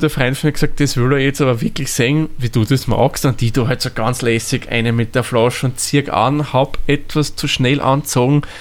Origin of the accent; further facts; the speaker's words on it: Austria; da sagt man nicht so wie bei uns in Österreich ist ein Weizen, sondern das ist ein Weißbier.